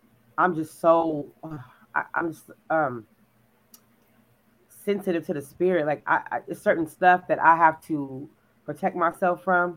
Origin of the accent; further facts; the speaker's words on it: California, United States; now in Texas, United States; we're from California